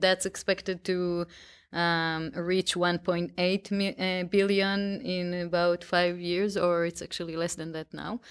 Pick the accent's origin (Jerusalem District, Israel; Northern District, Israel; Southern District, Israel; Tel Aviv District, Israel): Tel Aviv District, Israel; outside of Tel Aviv; I grew up right outside of Tel Aviv